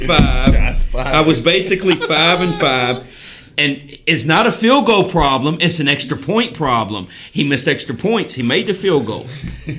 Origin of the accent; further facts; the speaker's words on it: Mooresville, North Carolina, United States; I was born in Mooresville